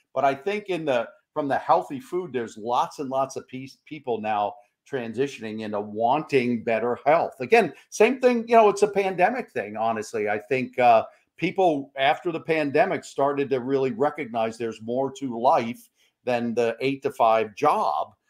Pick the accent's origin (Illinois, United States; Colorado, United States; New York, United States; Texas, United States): New York, United States; we're fellow uh, fellow New Yorkers